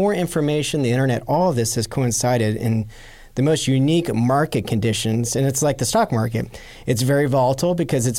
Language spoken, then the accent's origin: English; Massachusetts, United States; Yeah, I'm from Massachusetts.